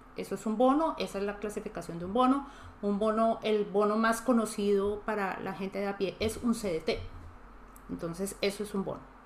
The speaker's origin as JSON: {"language": "Spanish", "country": "Colombia", "said": "como los colombianos no lo vemos tan grande"}